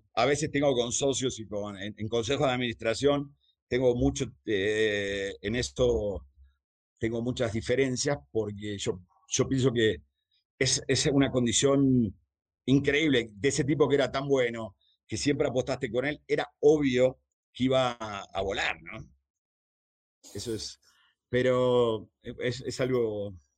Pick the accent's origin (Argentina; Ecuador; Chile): Argentina; moved away; empecé a trabajar a los 11, 12 años en la calle. Empecé pegando pósters de, eh, en Argentina